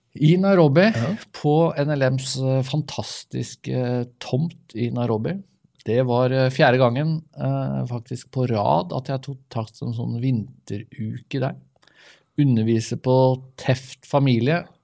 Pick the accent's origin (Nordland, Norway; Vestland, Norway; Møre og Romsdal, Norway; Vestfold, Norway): Vestfold, Norway; Vi er jo fra Vestfold begge